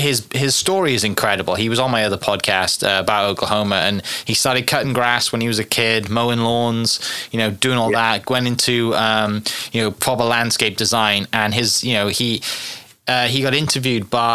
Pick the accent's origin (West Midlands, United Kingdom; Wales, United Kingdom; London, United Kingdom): Wales, United Kingdom; now in United States; we're from Wales. We grew up watching WRC